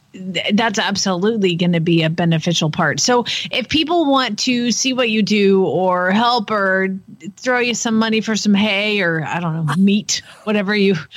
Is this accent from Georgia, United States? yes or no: yes; Atlanta, Georgia, United States; now in Oklahoma, United States; I grew up in Atlanta